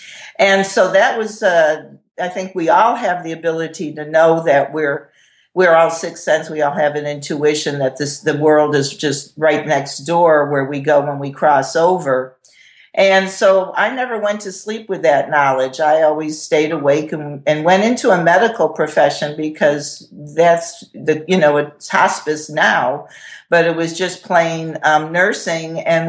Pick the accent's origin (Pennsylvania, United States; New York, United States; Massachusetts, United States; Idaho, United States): Massachusetts, United States; the Berkshires; also born or lived in Worcester area, Massachusetts; I'm originally from Massachusetts. So I was raised in the Berkshires. I'm adopted out of the Worcester area, Marlborough country, and was raised in Massachusetts, and I was raised in a haunted house.